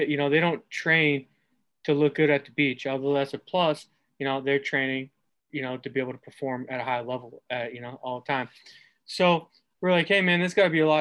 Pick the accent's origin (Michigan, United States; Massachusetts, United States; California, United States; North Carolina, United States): Massachusetts, United States; moved away as an adult; also born or lived in Arizona; now in Detroit, United States; I'm from Massachusetts